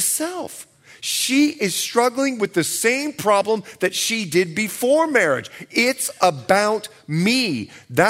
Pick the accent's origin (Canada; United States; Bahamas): Bahamas; moved away; I'm from the Bahamas